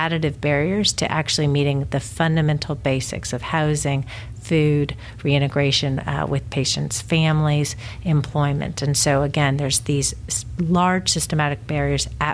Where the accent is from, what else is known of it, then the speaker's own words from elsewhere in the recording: Texas, United States; now in Connecticut, United States; my home state of Texas